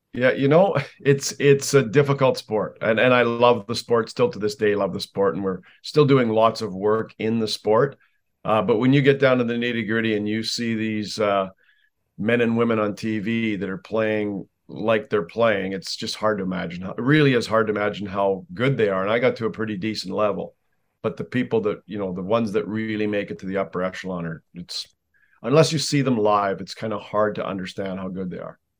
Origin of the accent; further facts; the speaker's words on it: Canada; I'm a Canadian, so by law we have to play hockey almost